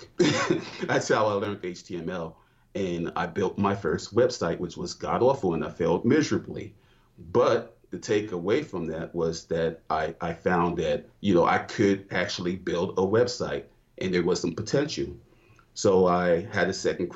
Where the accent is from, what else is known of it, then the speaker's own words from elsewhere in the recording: New York, United States; now in Georgia, United States; Originally from New York, I've been in Georgia since 2006